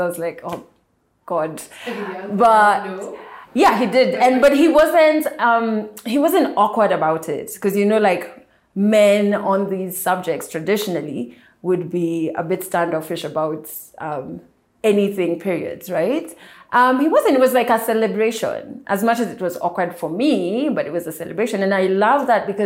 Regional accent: Kenya; I am a Kenyan media personality

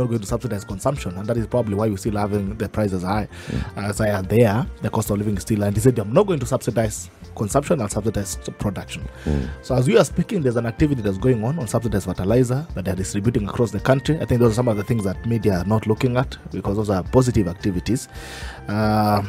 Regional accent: North Rift, Kenya; I come from North Rift

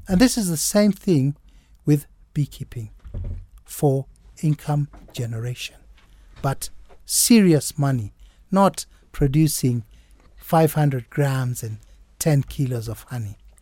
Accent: Kenya; I'm a very much Kenyan, John. I think, I think we're same age and I'm quite a Kenyan

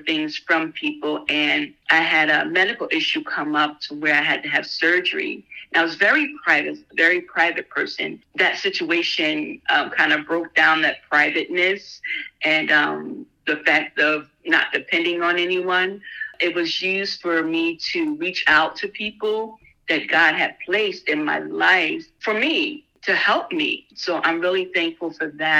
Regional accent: New Jersey, United States; moved away as an adult; now in Michigan, United States; I was born and raised in New Jersey

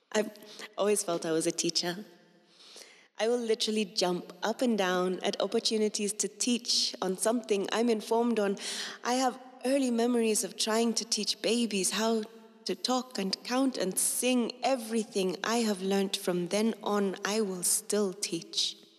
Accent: Kenya; I've never felt I was anything but Kenyan. And Kenyans come in all sorts. We too are Kenya.

